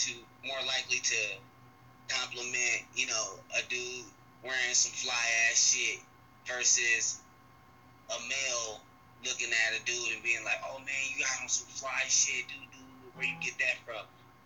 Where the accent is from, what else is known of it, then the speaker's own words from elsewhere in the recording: Tacoma, Washington, United States; also born or lived in Seaside, California; Well, I'm from California, but I was born in California, but I'm really from Tacoma.